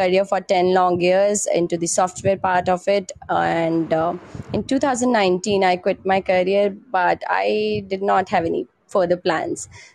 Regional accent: Panchkula, Haryana, India; I am from Panchkula. That is a part of Tri-City, including Panchkula, Chandigarh and Mohali.

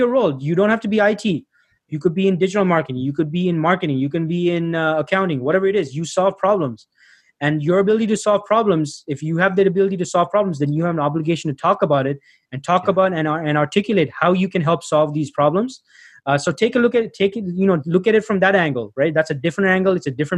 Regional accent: Toronto, Ontario, Canada; also born or lived in Sri Lanka; I was born in Sri Lanka. I grew up in Toronto, Canada

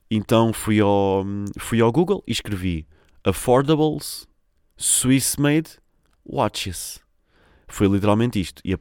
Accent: Portugal; mas eu sou português.

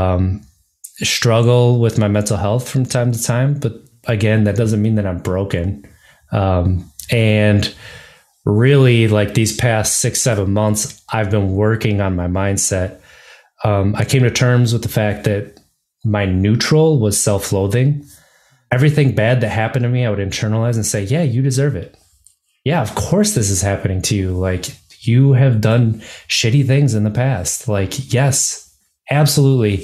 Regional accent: Wisconsin, United States; moved away as an adult; now in Virginia, United States; growing up in Wisconsin

